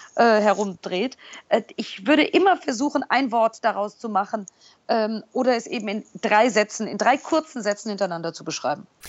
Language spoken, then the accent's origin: German; Germany; also born or lived in New York; als Deutsche